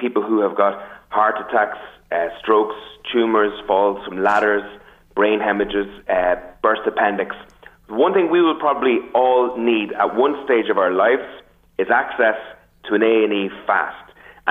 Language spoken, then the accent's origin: English; County Meath, Ireland; we have as a people of Meath